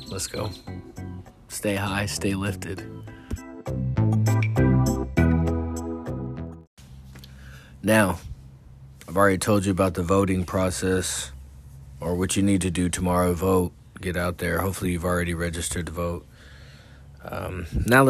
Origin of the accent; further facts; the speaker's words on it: California, United States; now in Texas, United States; I'm from California